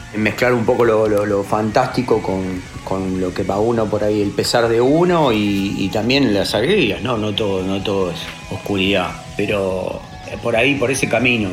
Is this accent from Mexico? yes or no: no; Buenos Aires, Argentina; also born or lived in Huanguelén, Buenos Aires Province; llegué a Buenos Aires con Capital con, cinco años